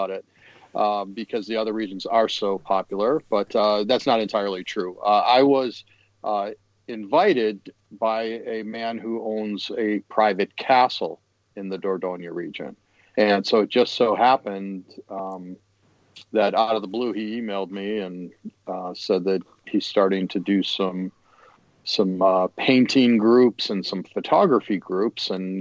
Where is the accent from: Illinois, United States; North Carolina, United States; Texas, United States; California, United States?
Illinois, United States; Chicago; I'm from Chicago